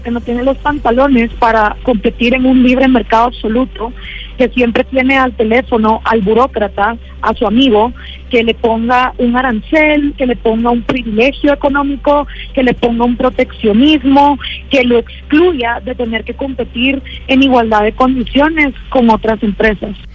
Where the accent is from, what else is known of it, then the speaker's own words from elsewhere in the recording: Guatemala; después de 10 años de estar haciendo activismo en mi país, programas de radio, publicando libros